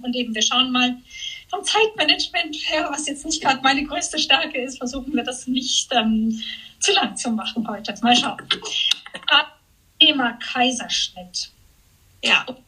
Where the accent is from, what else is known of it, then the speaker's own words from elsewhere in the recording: Switzerland; jetzt auch hier bei uns in der Schweiz